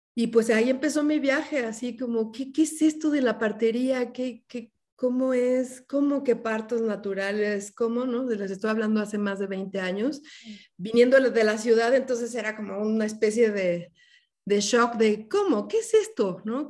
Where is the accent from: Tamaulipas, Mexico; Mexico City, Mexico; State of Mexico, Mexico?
Mexico City, Mexico; moved away as an adult; now in Oaxaca, Mexico; yo nací originalmente en la Ciudad de México, soy una hija de la, ciudad